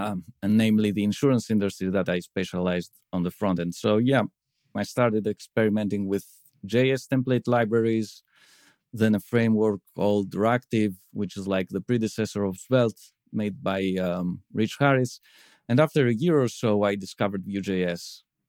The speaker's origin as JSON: {"language": "English", "region": "Crete", "country": "Greece", "said": "I come from Crete, Greece."}